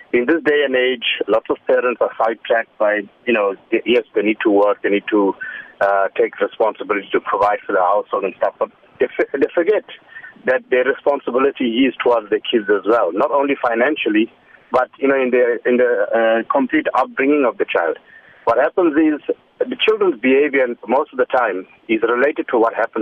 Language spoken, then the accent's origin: English; Johannesburg, Gauteng, South Africa; now in KwaZulu-Natal, South Africa; I'm from Johannesburg